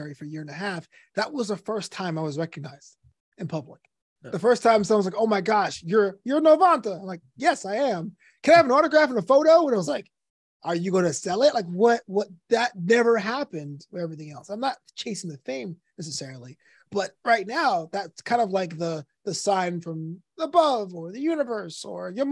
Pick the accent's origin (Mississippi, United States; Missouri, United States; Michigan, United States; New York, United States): New York, United States; New York City; moved away as an adult; now in Los Angeles, United States; Brooklyn was my third parent. It raised me.